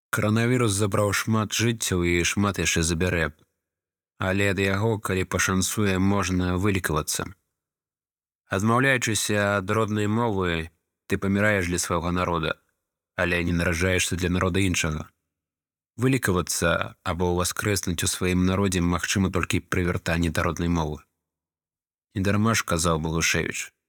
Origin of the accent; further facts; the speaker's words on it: Ukraine; Belarusian is a second language; Я украінец жыву ва ўкраіне